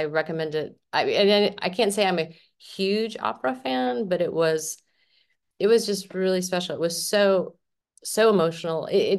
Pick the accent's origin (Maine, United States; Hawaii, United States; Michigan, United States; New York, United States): Michigan, United States; Flint; I grew up in Flint, Michigan, in a very Italian family. Like, my grandparents, my great grandparents lived next door. It was sort of like an Italian ghetto in the end of our street in Flint.